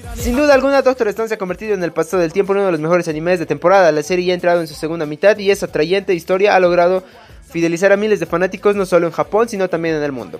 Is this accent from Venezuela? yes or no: no; Bolivia; soy bien boliviano